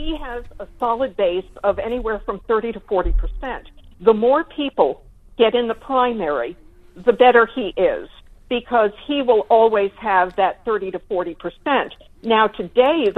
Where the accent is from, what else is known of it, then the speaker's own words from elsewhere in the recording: United States; as an American